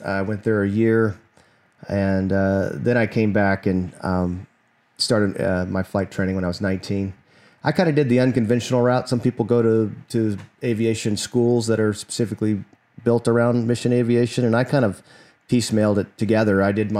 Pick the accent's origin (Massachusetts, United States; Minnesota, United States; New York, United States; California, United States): California, United States; Santa Cruz; I was raised up in Santa Cruz, California.